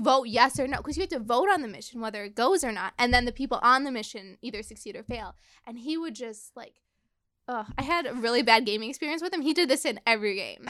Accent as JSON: {"language": "English", "town": "Chicago", "region": "Illinois", "country": "United States", "tie": "born or raised there", "said": "I grew up in Chicago."}